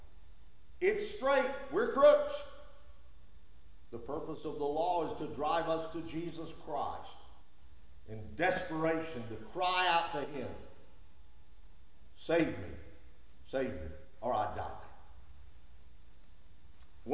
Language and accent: English; United States; us as Americans